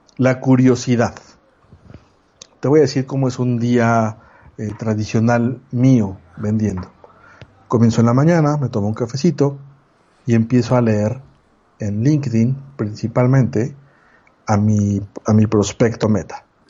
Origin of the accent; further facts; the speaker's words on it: Mexico; mexicano, 40 años